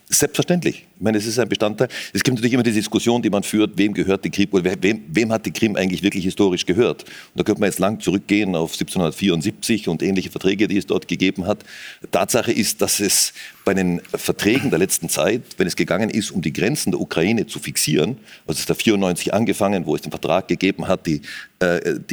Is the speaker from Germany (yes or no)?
no; Austria; Natürlich hat man als Österreicher schon irgendwie eine sehr enge Beziehung, zumindest zur Westukraine.